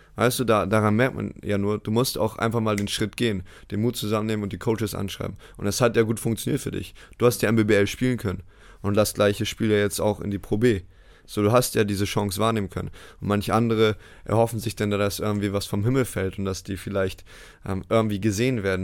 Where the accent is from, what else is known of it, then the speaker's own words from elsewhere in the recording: Bremerhaven, Bremen, Germany; moved away as an adult; also born or lived in United States; in meiner Heimatstadt Bremerhaven halt MBL spielen konnte.